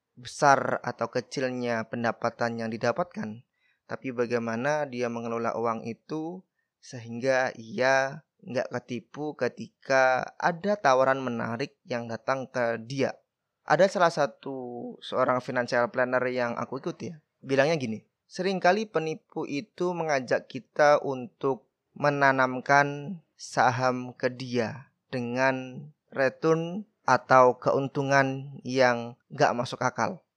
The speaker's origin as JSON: {"language": "Indonesian", "town": "Badas", "region": "East Java", "country": "Indonesia", "tie": "born or raised there", "said": "Desaku adalah salah satu desa yang ada di Kabupaten Kediri, Jawa Timur"}